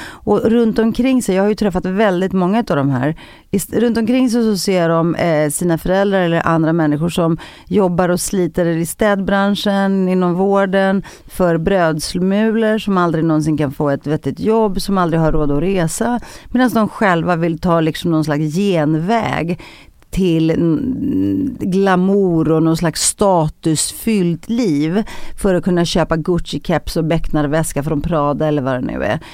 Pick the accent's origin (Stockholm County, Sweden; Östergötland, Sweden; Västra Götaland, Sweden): Stockholm County, Sweden; Stockholm; jag växte upp i Rinkeby, i en av Sveriges fattigaste förorter